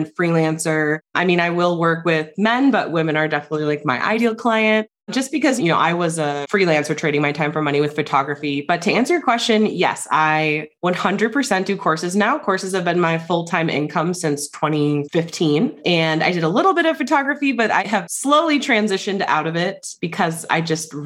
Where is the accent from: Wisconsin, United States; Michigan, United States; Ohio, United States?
Wisconsin, United States; now in New Mexico, United States; I'm from Wisconsin. You can probably detect the accent, but I actually live in New Mexico.